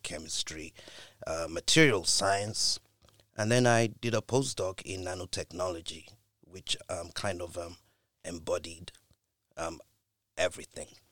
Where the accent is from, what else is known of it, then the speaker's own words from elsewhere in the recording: United Kingdom; being a Brit